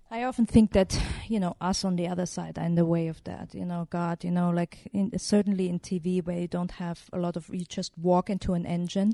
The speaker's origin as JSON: {"language": "English", "country": "Germany", "tie": "born or raised there", "said": "I grew up in Germany"}